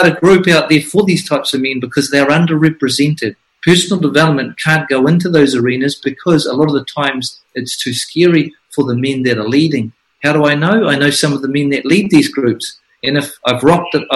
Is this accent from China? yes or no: no; Flaxmere, Hawke's Bay, New Zealand; I'm from Flaxmere, where people were tomahawked, murdered, where my mother was beaten, and where I spent most of my youth fighting for survival